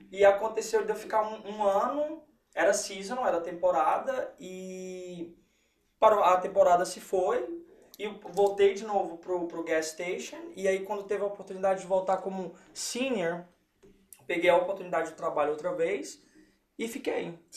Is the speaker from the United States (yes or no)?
yes; Lowell, Massachusetts, United States; Eu cresci em Low. Okay. De, entre meus 10 até a minha graduação é, 18, foi Low.